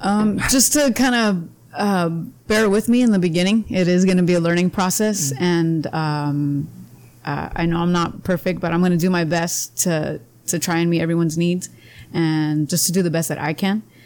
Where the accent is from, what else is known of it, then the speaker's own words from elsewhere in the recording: Imperial, California, United States; also born or lived in Calexico, California / Spain; We moved to Imperial with my mom and my dad. And so I grew up in Imperial.